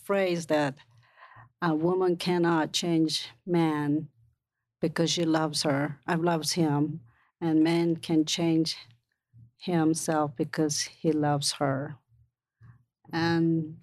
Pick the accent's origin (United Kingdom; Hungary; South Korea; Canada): South Korea; now in United States; When I was growing up in Korea